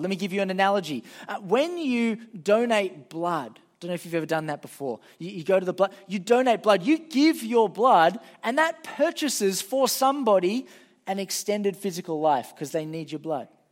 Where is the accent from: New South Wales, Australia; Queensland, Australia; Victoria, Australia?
New South Wales, Australia; Sydney; I'm from Sydney.